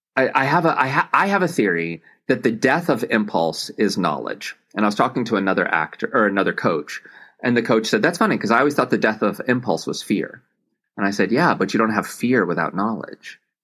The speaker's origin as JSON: {"language": "English", "region": "Tennessee", "country": "United States", "tie": "born or raised there", "said": "I grew up in Tennessee."}